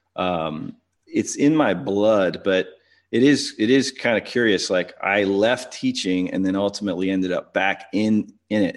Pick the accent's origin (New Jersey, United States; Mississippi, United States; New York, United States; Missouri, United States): Missouri, United States; St. Louis; I'm from Saint Louis